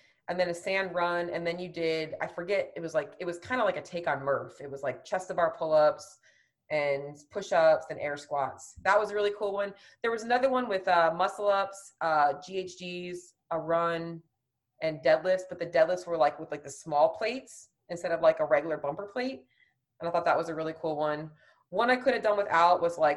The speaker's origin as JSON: {"language": "English", "region": "Florida", "country": "United States", "tie": "born or raised there", "said": "I'm from Florida"}